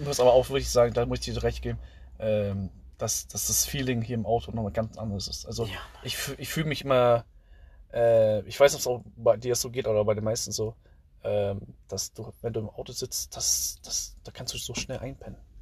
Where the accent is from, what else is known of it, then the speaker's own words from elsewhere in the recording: Southern Vietnam, Vietnam; now in Germany; Ich komme ja aus dem Süden